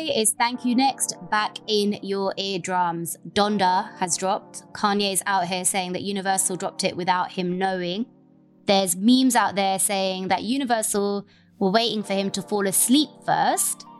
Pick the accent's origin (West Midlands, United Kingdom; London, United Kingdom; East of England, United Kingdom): London, United Kingdom; I am the Londoner.